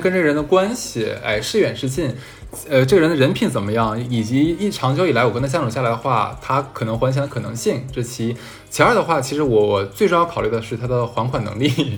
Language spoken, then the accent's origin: Chinese; Harbin, Heilongjiang, China; moved away; 我们老家买房子一般都是全款买